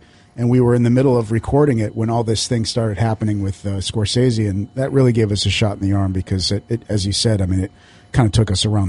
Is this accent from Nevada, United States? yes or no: yes; Las Vegas, Nevada, United States; moved away; I'm from Vegas, but after about 2 years, I'd had enough. I had to get out of there. you know, I love it out there. It's my hometown